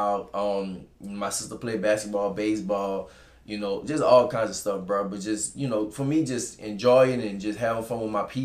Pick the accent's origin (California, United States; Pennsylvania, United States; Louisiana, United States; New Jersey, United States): Louisiana, United States; New Orleans; From New Orleans, Louisiana, from the New Orleans East